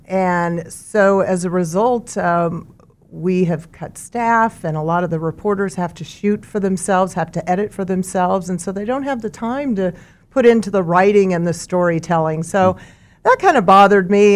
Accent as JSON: {"language": "English", "town": "Mulvane", "region": "Kansas", "country": "United States", "tie": "born or raised there", "also_born_or_lived": "Topeka, Kansas", "lives_now": "Wichita, United States", "said": "I grew up in Mulvane on a farm"}